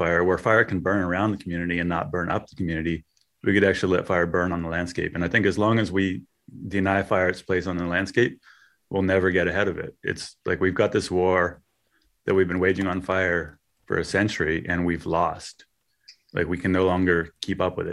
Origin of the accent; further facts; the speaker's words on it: Westwood, California, United States; I grew up in Westwood